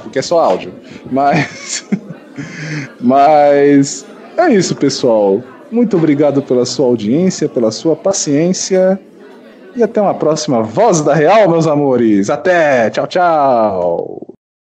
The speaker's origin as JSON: {"language": "Portuguese", "region": "São Paulo", "country": "Brazil", "said": "eu sou de São Paulo"}